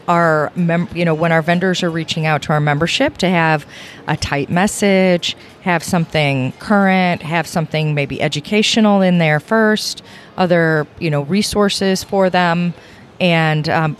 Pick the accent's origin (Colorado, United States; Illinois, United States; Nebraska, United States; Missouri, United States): Illinois, United States; Rockford; I grew up in Northern Illinois, in Rockford, Illinois.